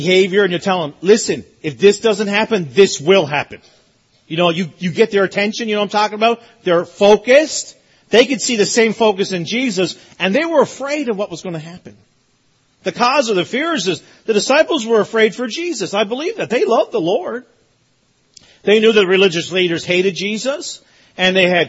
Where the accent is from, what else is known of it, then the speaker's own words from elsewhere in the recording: Newfoundland and Labrador, Canada; I'm from Newfoundland, so we didn't have AC. Like, we don't need AC. Never gets warm in Newfoundland.